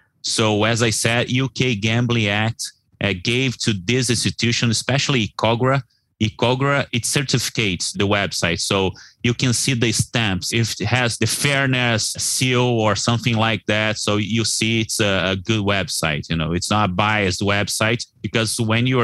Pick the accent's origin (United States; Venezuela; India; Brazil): Brazil; Reais is our currency here in Brazil.